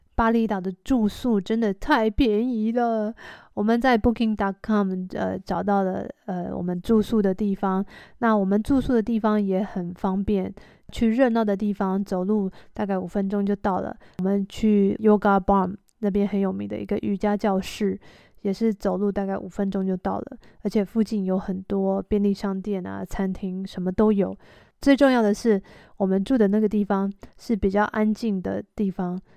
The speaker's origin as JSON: {"language": "Chinese", "country": "Taiwan", "said": "我们从台湾来的人"}